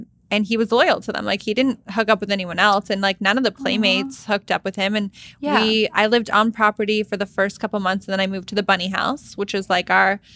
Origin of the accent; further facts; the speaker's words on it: Canada; moved away; I'm from Canada. Like, I don't live here